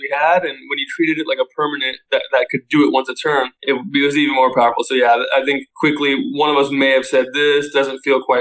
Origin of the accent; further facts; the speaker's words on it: Southern California, United States; I grew up in Southern California